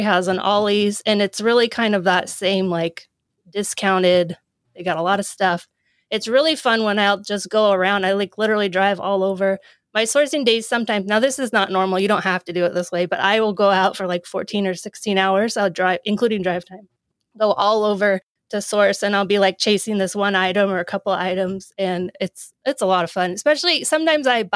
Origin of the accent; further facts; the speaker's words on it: Oregon, United States; moved away as an adult; I go home. I'm from Oregon. So I go home a lot